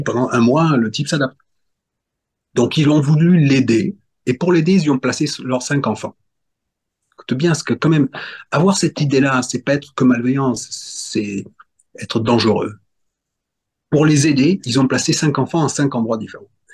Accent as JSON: {"language": "French", "region": "Corsica", "country": "France", "said": "je suis corse"}